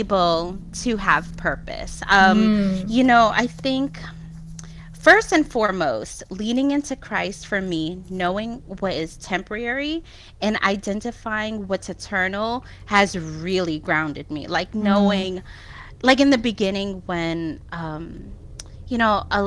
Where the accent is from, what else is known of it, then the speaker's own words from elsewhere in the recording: Jersey City, New Jersey, United States; moved away; I'm from New Jersey. I'm from Jersey City